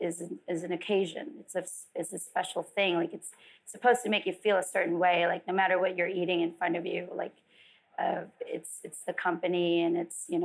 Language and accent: English; Philippines; born or raised there; also born or lived in Las Vegas; now in California, United States